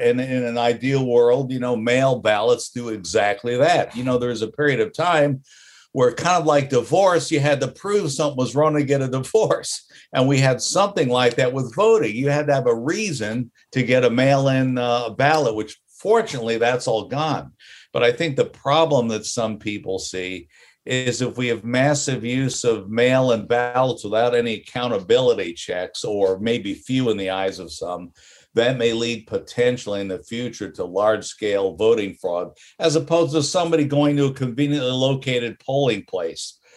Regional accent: Florida, United States; growing up in Florida

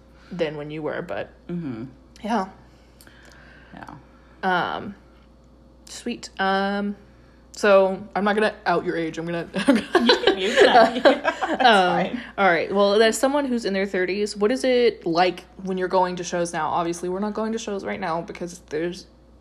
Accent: Reno, Nevada, United States; growing up in Reno

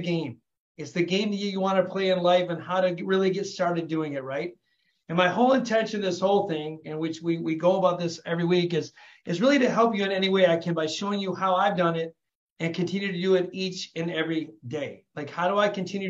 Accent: Flint, Michigan, United States; I was born and raised in Flint, Michigan, raised by a single mom, raising three kids

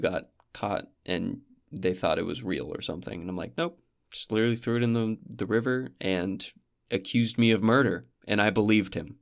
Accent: New Hampshire, United States; skiing at my hometown ski lodge

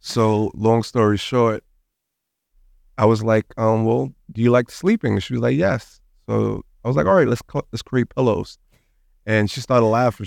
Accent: New York City, New York, United States; moved away as an adult; now in Miami, United States; I was born and raised in Brooklyn, New York

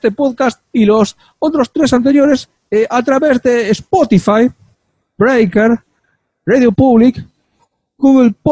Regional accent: Catalonia, Spain; Número uno, no soy gallego, soy catalán.

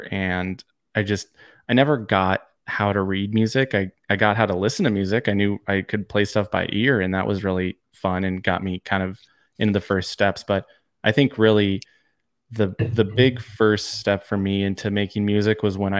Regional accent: San Diego, California, United States; I mean, growing up in San Diego, I was the pop punk scene was born and bred.

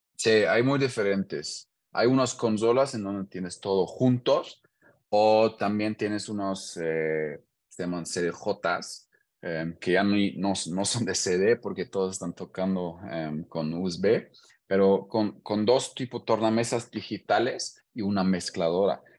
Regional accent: Hanover, Lower Saxony, Germany; Spanish is a second language; moved away as an adult; now in Querétaro, Mexico; soy de Hannover, en Alemania, y tengo ya seis años viviendo en Querétaro, México.

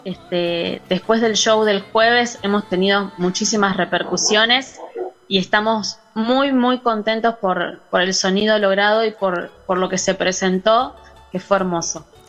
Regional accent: Santa Fe, Argentina; now in Miramar, Argentina; soy santafesina

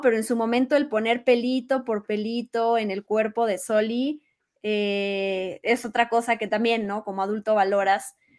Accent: Mexico; somos mexicanos

